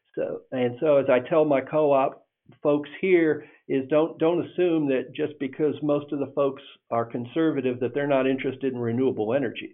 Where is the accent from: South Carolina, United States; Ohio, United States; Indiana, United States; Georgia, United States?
Indiana, United States; now in Texas, United States; I grew up in Indiana, uh, and uh, I had uh, we had a farm in northern Indiana